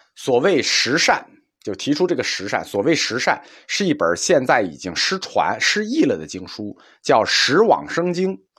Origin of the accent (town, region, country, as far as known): China